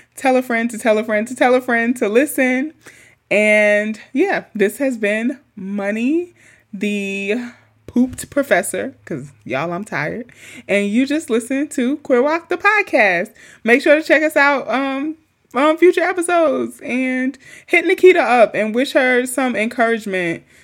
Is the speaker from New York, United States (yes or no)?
yes; New York City, New York, United States; I have nothing but amazing memories growing up in Queens